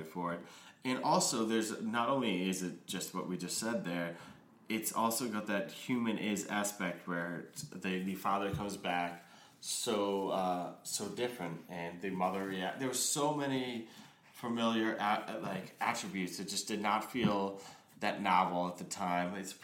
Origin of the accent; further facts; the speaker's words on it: United States; as an American film consumer